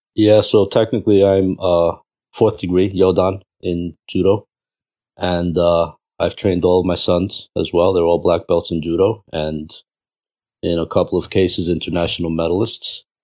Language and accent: English; New York City, New York, United States; also born or lived in Cuba; So, I'm from Cuba, uh, born there and raised in New York. Queens, New York.